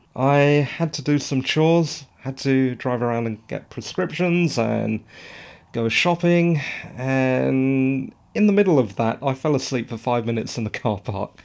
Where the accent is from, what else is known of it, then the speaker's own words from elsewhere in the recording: England, United Kingdom; I'm English